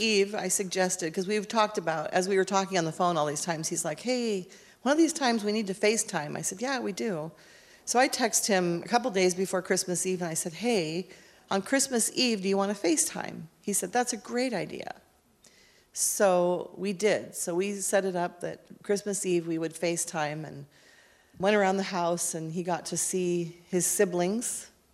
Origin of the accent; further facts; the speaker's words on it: Kennewick, Washington, United States; I was born in Kennewick, Washington on March 13th, 1963